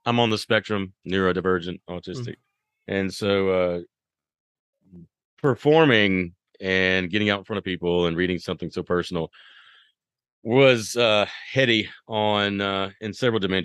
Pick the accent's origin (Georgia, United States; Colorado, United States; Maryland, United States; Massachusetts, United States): Georgia, United States; Athens; I am from the South, Athens, Georgia